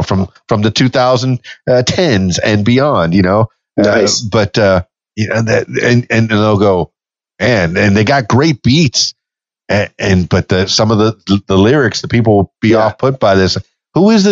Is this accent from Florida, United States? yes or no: yes; Miami, Florida, United States; also born or lived in Fort Lauderdale; now in Conway, Arkansas, United States; I grew up in Miami, by the way, in South Florida